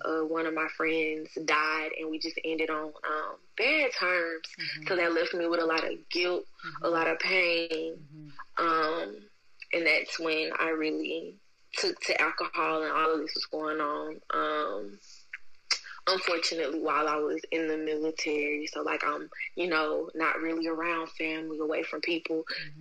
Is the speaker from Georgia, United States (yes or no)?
yes; Albany, Georgia, United States; now in Texas, United States; I'm from Albany, Georgia.